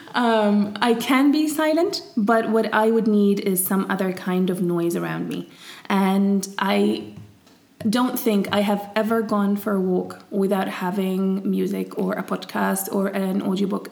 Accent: Syria; moved away; also born or lived in England; me growing up in Syria

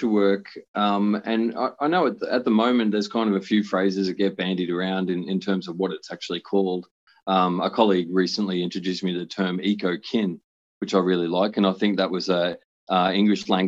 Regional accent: Brisbane, Queensland, Australia; I grew up on Turrbal land up on the north side of Brisbane.

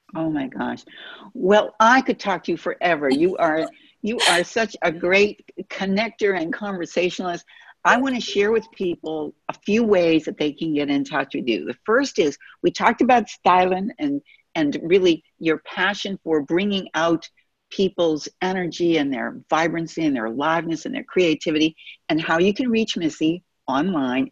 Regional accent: Boston, Massachusetts, United States; I'm from Boston

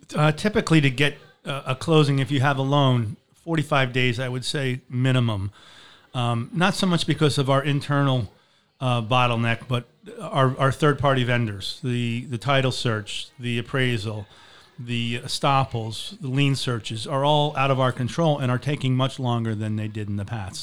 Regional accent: Marco Island, Florida, United States; moved away as an adult; also born or lived in Boston; I grew up in Marco Island.

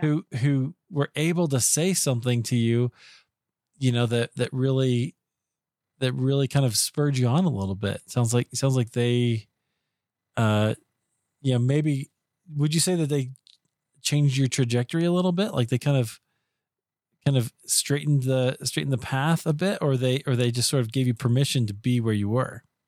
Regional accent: Iowa, United States; I grew up in Iowa

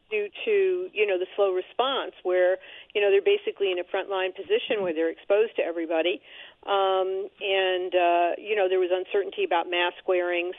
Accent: New York City, New York, United States; as a New Yorker

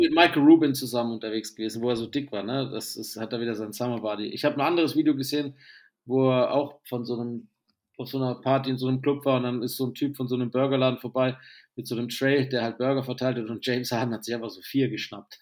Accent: the South, Southern Germany, Germany; moved away; ich ein Kind des Südens bin

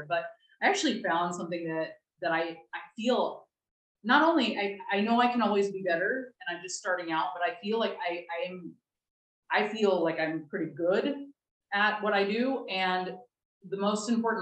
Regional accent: United States; moved away as an adult; now in Spain; I'm American

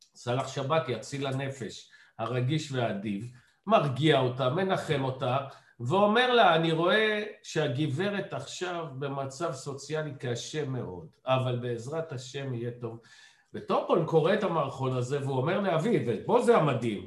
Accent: Ramat Gan, Tel Aviv District, Israel; אני לא גדלתי בבית של אבי, אלא גדלתי בבית אמי, בית בורגני חביב ברמת גן

